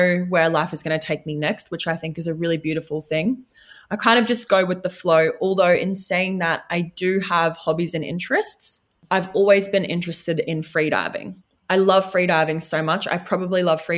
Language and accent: English; Redcliffe, Queensland, Australia; I was from Redcliffe